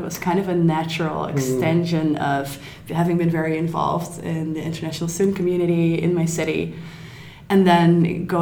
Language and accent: English; Netherlands; moved away as an adult; now in Berlin, Germany; I'm from the Netherlands